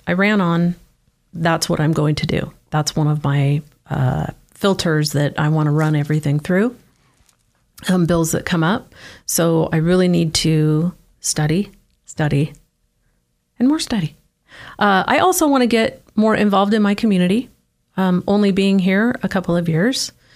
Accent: Oregon, United States; moved away as an adult; also born or lived in Salem, Oregon / Keizer, Oregon; now in Idaho, United States; born and raised in Oregon

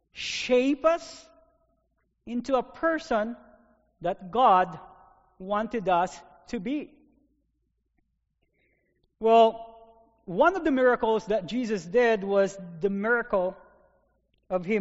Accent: Philippines; now in North Dakota, United States; I have experienced lots of storms in my life growing up in the Philippines

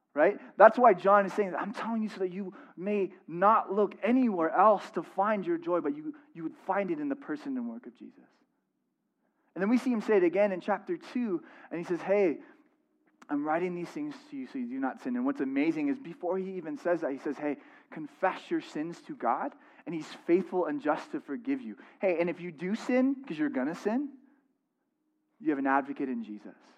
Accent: San Diego, California, United States; moved away; I'm from San Diego

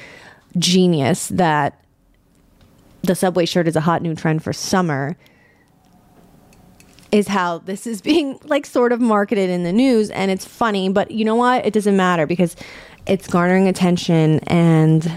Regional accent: New York City, New York, United States; I'm born and raised in New York City

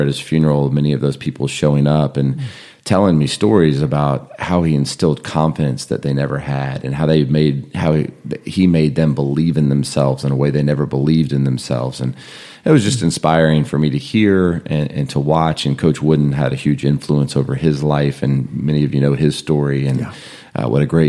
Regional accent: Burbank, California, United States; now in Atlanta, United States; I grew up in California, just outside Los Angeles in Burbank

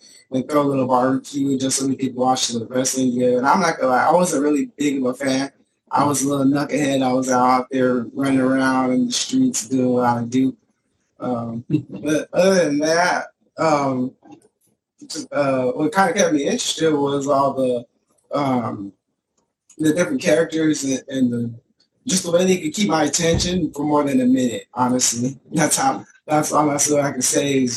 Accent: Phoenix, Arizona, United States; I'm born and raised in Phoenix, Arizona

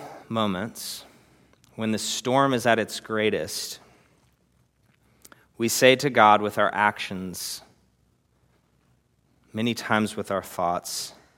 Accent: Texas, United States; And I'm a Texan and I have what it takes.

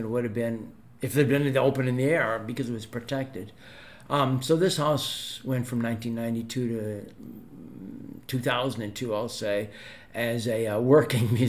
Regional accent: Oak Park, Illinois, United States; I'm from Oak Park

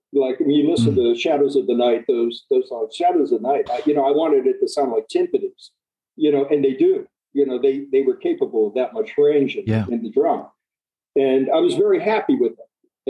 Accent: Midwest, United States; He's from the Midwest. I'm from the Midwest.

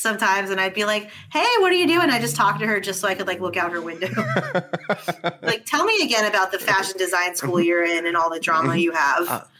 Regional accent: Los Angeles, California, United States; also born or lived in New York; now in New Orleans, United States; Originally from Los Angeles.

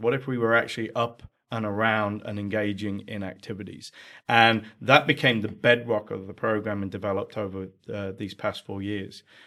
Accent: England, United Kingdom; accent: English; moved away as an adult; now in United States; my accent's from England. That's where I spent first forty years of my life before moving over to America.

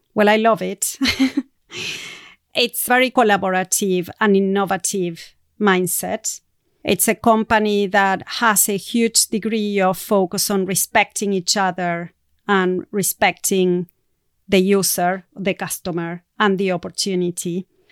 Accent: Argentina; moved away as an adult; I'm going to be moving back to Argentina. So it's going to be a big change in readjusting back to my home country and the culture of South America.

